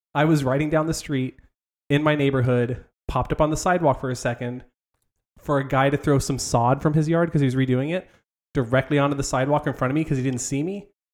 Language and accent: English; Southern California, United States; I grew up in Southern California